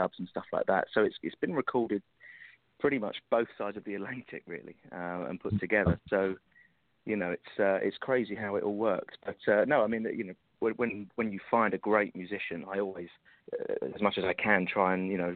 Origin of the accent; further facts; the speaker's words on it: London, United Kingdom; I was growing up in London